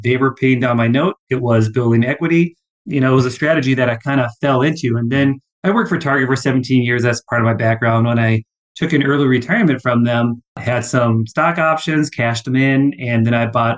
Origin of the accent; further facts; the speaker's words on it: Minnesota, United States; accent: long O's; now in Dallas, United States; Live here in Dallas. I'm from Minnesota. So if you hear the long O's, blame it on the great white north